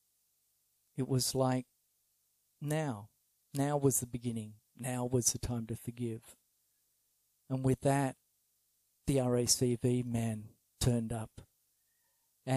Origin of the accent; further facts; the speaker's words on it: Sydney, New South Wales, Australia; where I grew up in Sydney